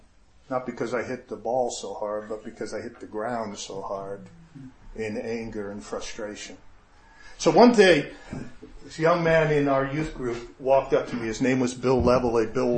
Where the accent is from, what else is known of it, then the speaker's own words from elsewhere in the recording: Japan; And we grew up in Japan, spent 10 years in Japan.